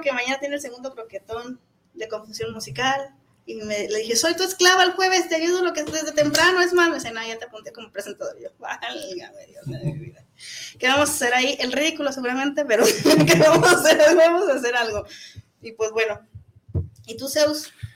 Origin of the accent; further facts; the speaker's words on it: Zapopan, Jalisco, Mexico; soy de Zapopis. soy de Zapopis